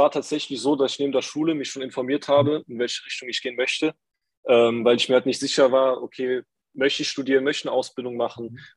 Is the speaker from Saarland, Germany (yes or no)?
yes; Saarbrücken, Saarland, Germany; Hi, ich bin äh, 21, ich komme aus Saarbrücken, aus dem wunderschönen Saarland.